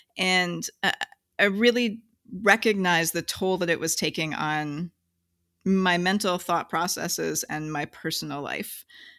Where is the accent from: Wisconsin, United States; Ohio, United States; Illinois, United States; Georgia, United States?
Wisconsin, United States; I did not. I grew up in Wisconsin.